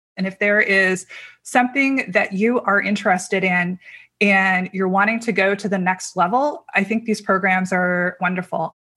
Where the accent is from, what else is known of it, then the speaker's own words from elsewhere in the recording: Azerbaijan; now in Rome, Italy; Although I am living in Rome, originally I am from Azerbaijan